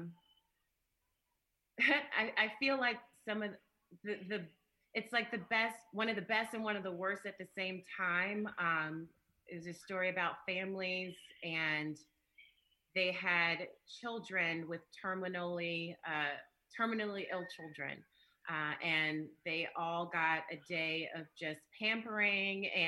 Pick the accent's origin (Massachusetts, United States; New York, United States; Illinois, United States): Illinois, United States; Chicago; I'm from the South Side, and not, you know, I mean, there's South Side and there's South Side, you know, from 102nd near Halsted